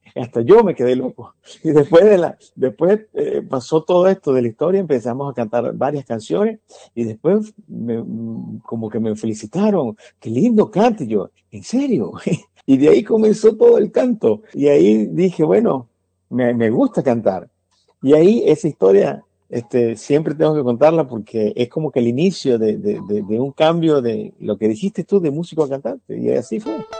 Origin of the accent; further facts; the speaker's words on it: Venezuela; now in United States; estando en Venezuela, yo tengo un profesor llamado José Antonio Oliveira. Cuando estábamos en bachillerato